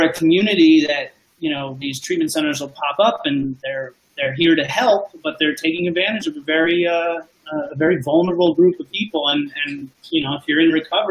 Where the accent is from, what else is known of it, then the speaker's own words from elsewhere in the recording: South Florida, United States; I'm from South Florida